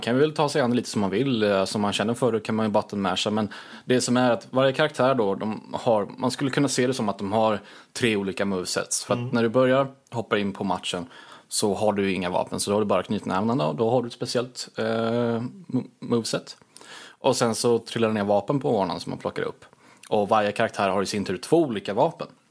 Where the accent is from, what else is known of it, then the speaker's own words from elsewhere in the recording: Småland, Sweden; jag är väldigt ja, svensk. Smålänning också på, på ovanpå det